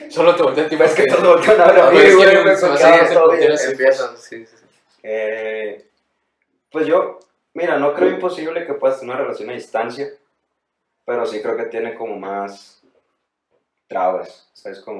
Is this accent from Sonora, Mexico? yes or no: yes; Sonora, Mexico; no mames, güey, yo también soy de Sonora.